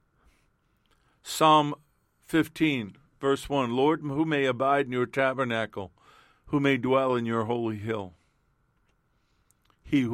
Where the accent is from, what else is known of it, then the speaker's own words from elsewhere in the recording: New York City, New York, United States; moved away; I was born and raised in Queens, New York. We lived other places.